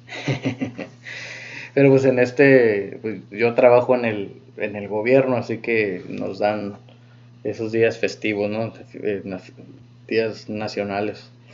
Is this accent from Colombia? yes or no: no; Mexico; nosotros como mexicanos